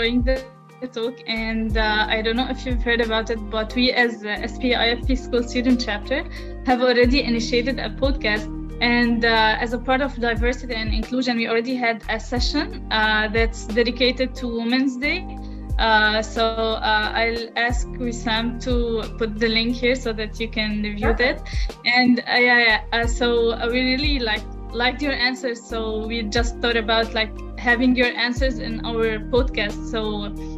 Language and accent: English; Lebanon; I'm from Lebanon.